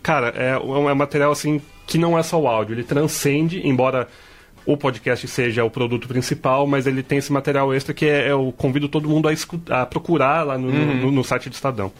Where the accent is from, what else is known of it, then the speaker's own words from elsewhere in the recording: São José dos Campos, São Paulo, Brazil; eu e a Bruna, nós somos de São José